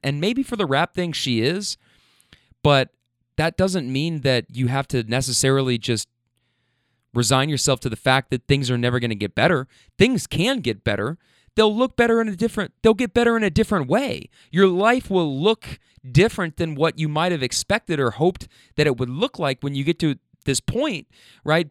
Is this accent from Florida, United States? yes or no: no; Louisville, Kentucky, United States; I'm from Louisville